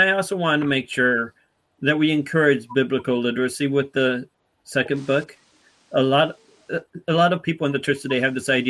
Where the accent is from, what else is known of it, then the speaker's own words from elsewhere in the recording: Muskegon, Michigan, United States; Muskegon is my hometown territory along with Darren's hometown territory.